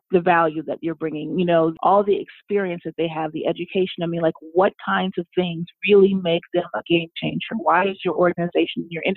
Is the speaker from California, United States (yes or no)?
yes; Los Angeles, California, United States; moved away as an adult; also born or lived in New York; now in Washington, D.C. area, United States; I'm originally from Los Angeles, and I moved to the East Coast to work in advertising